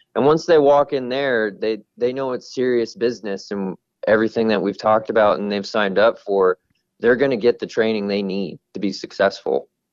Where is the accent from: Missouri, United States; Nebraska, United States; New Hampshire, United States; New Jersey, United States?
Missouri, United States; Kansas City; moved away as an adult; now in Phoenix, United States; I'm originally from Kansas City, even though I live out in Phoenix now